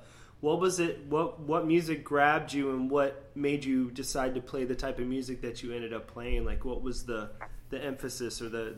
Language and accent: English; Sarasota, Florida, United States; also born or lived in New Hampshire; I'm originally was born in New Hampshire, but I, from the age of four on, I was raised in Sarasota, Florida. So very, very southern town.